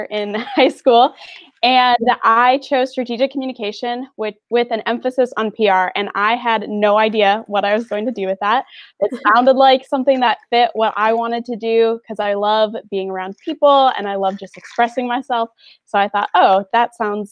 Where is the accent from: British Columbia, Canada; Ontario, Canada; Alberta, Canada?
Ontario, Canada; Brockville; moved away as an adult; now in Marion, United States; I'm from Brockville, Ontario, Canada